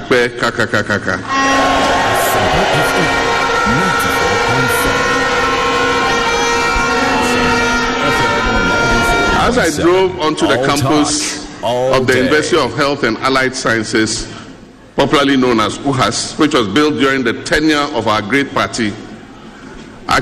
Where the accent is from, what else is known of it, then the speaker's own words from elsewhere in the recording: Tamale, Northern Region, Ghana; we grew up in Tamale together